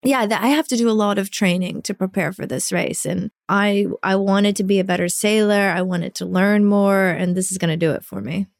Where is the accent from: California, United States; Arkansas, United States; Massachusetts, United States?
Arkansas, United States; Little Rock; moved away as an adult; also born or lived in Rockaway Beach, New York; I'm from Arkansas